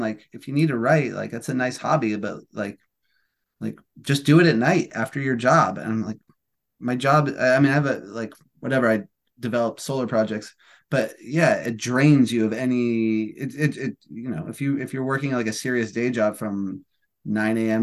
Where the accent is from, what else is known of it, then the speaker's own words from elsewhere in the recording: Albuquerque, New Mexico, United States; moved away as an adult; now in California, United States; I'm from Albuquerque, New Mexico, so I was in Albuquerque for Thanksgiving